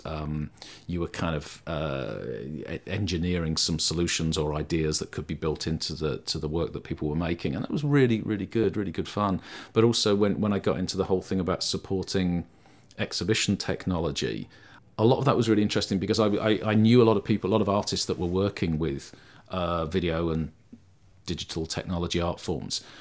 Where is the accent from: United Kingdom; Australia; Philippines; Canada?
United Kingdom; London; moved away as an adult; also born or lived in Sheffield / Liverpool; I grew up in London